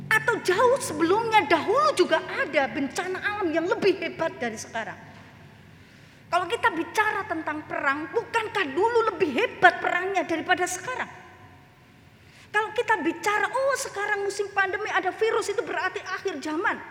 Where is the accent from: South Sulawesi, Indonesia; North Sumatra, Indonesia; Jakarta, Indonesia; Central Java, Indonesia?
Central Java, Indonesia; Klaten; Saya asalnya Klaten